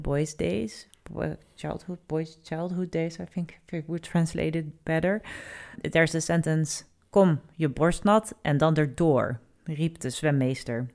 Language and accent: English; Netherlands; we have quite, uh, the moving abroad nation.